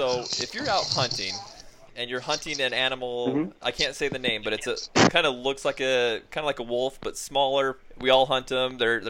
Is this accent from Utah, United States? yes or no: yes; Utah, United States; now in Colorado Springs, United States; So I'm originally from Southern Utah. I've been in Colorado Springs now for about 5 years